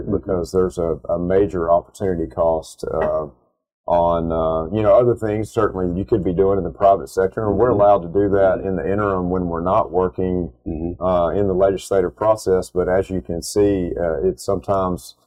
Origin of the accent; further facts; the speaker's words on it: Conroe, Texas, United States; I grew up in the Conroe area. My family's been here a long time